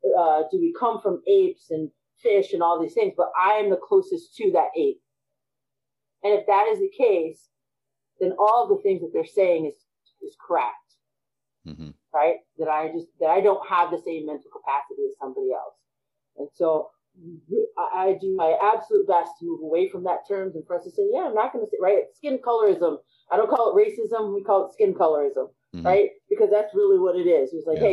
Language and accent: English; United States; Absolutely. You know, again, we're American.